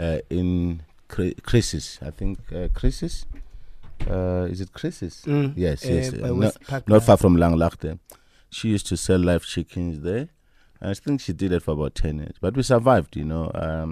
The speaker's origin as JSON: {"language": "English", "town": "Soweto", "region": "Gauteng", "country": "South Africa", "tie": "born or raised there", "said": "I think for me, it was a bit of a challenge because of the political situation at the time. We didn't have a good time. It was nice, yes. But I think apartheid actually robbed us our childhood."}